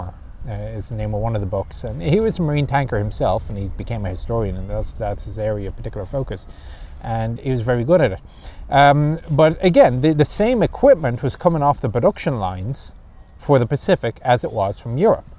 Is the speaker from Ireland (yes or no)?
yes; Ireland; moved away; I'm Irish